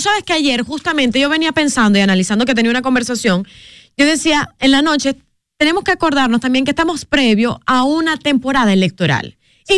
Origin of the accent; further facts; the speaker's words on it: Venezuela; now in Dominican Republic; como venezolana, lo vivo